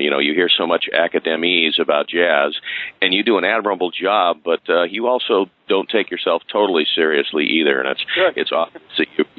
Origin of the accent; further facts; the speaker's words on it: Berkeley / Palo Alto area, California, United States; I'm 58. I grew up in Berkeley in Palo Alto area